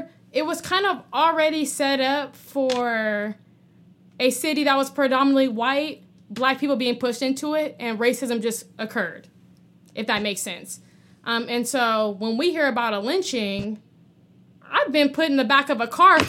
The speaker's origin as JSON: {"language": "English", "town": "Palmdale", "region": "California", "country": "United States", "tie": "born or raised there", "also_born_or_lived": "Lancaster, California", "said": "I grew up in Palmdale, Lancaster, from 5-6 years old. And Lancaster, Palmdale is built on military."}